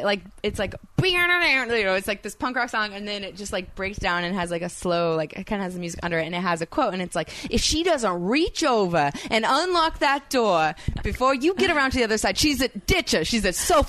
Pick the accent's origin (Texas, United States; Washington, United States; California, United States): California, United States; I'm from California